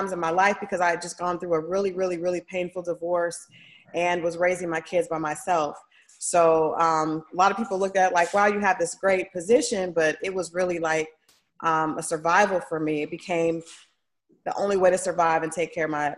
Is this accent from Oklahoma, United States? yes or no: yes; Tulsa, Oklahoma, United States; also born or lived in Toledo, Ohio; now in Atlanta, United States; the majority of my life grew up in Tulsa